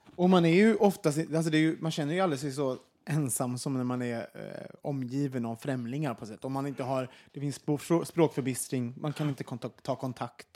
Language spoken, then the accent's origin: Swedish; Sweden; som svenskar